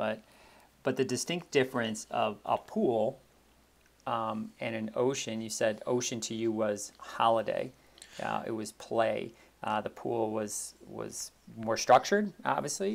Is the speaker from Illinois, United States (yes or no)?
yes; outside of Chicago, Illinois, United States; I grew up outside of Chicago